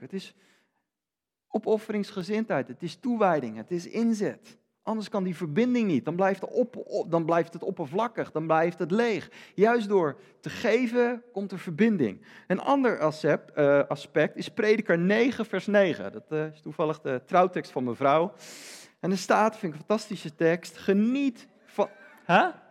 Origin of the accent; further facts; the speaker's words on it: Netherlands; ik ben Nederlander